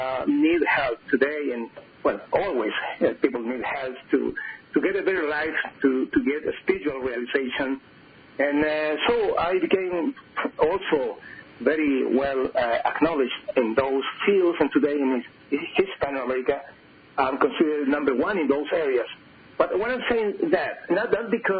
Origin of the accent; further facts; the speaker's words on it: Chile; English is a second language; I was born in Chile and Andes, where I lived and still live